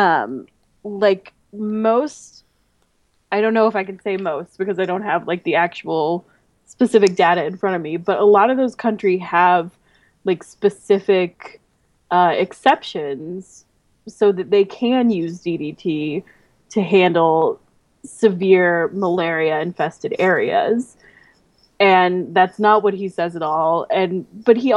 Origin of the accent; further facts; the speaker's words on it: Midwest, United States; I'm from the Midwest